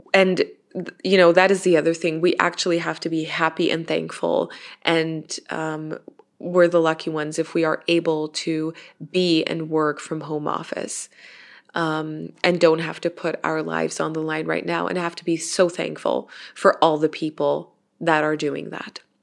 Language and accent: English; Innsbruck, Tyrol, Austria; here in my hometown in Innsbruck in Austria